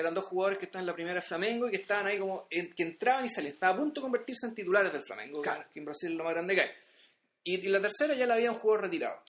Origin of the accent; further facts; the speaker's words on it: Chile; nosotros como chilenos